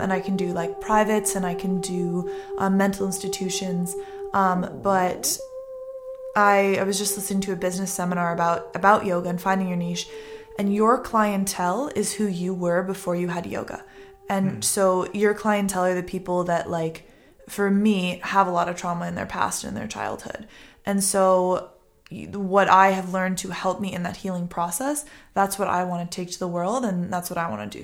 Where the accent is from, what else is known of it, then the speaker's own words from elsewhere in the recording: Boston, Massachusetts, United States; also born or lived in Connecticut; now in Los Angeles, United States; I grew up in Boston